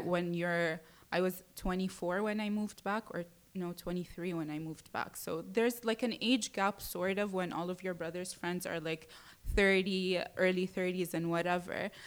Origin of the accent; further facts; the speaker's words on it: Jeddah, Makkah Province, Saudi Arabia; moved away as an adult; also born or lived in United Kingdom; now in Dubai, United Arab Emirates; I was born and raised in Saudi Arabia, mm-hmm. in Jeddah, and I stayed there up until I was 18